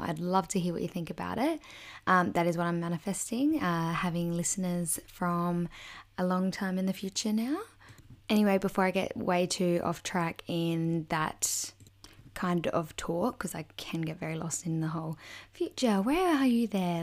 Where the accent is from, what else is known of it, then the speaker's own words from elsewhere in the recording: a small country town in South Australia, Australia; also born or lived in Adelaide; I'm originally from a small country town in South Australia